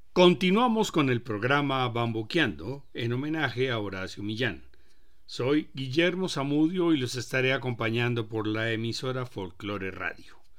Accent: Colombia

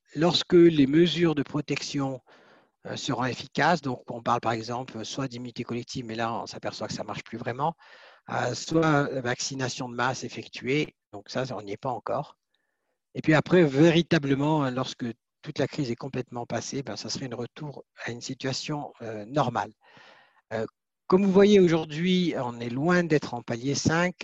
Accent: Switzerland; chez nous en Suisse

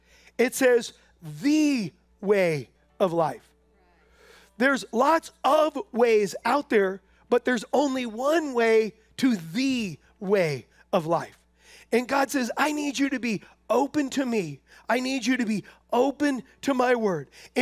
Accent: San Diego, California, United States; when we first moved here from California, we're from San Diego, and when we first moved here, I had this little white truck.

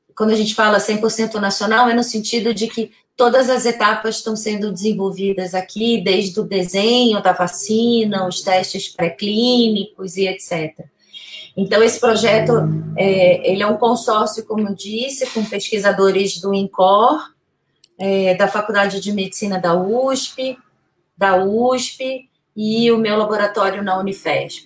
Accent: Brazil; a gente é brasileiro

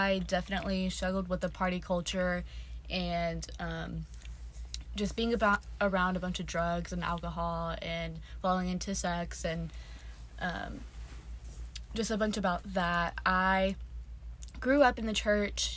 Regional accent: Texas, United States; moved away as an adult; now in Birmingham, United States; I'm from Texas

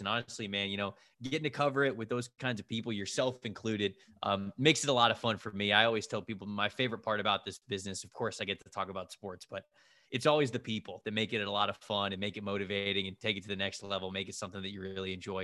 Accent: just south of Tampa, Florida, United States; I'm from just south of Tampa and, and I grew up in Florida

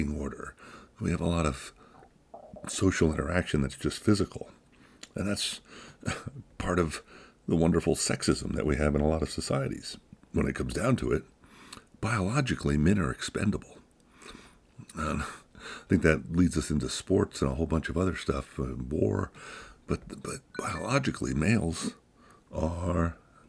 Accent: United States; Here in America, speaking as an American

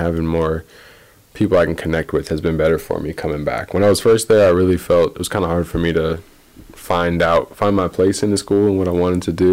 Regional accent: Ames, Iowa, United States; I'm from Ames, grew up in Ames

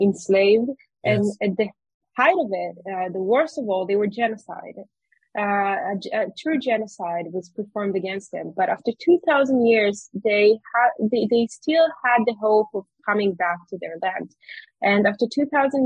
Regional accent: Judea and Samaria, Israel; also born or lived in New York, United States; growing up in the Samaria

